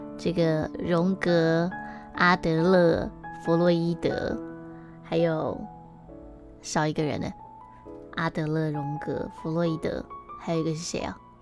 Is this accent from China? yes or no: no; Taiwan; 我们是台湾人